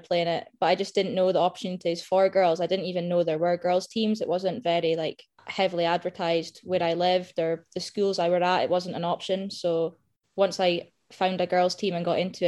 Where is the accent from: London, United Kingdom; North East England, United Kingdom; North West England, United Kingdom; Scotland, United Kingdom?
Scotland, United Kingdom; Aberdeen; Aberdeen, born and bred, not been anywhere else